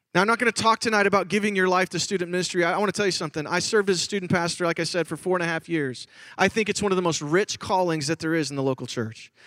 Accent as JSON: {"language": "English", "town": "Chicago", "region": "Illinois", "country": "United States", "tie": "born or raised there", "said": "I grew up in Chicago, Illinois"}